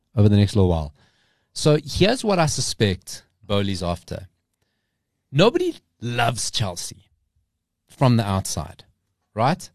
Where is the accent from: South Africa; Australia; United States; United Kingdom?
South Africa; we're South African